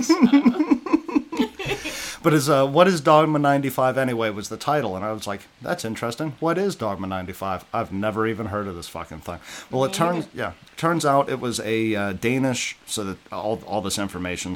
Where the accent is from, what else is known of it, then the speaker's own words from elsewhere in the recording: the South, United States; moved away; I'm from the South